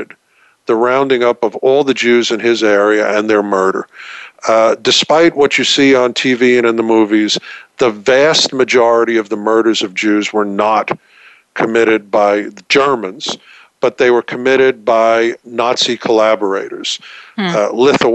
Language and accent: English; New York, United States; accent: New York; also born or lived in Texas; I'm a New Yorker, as you can probably tell from the accent. I'm certainly not a Texan from this accent.